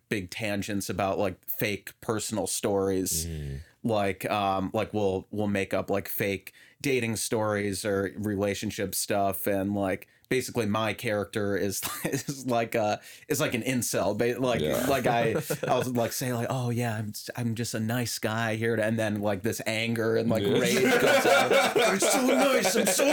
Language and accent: English; Minneapolis, Minnesota, United States; moved away as an adult; also born or lived in Boston / Glendale; now in Los Angeles, United States; I grew up just outside of Minneapolis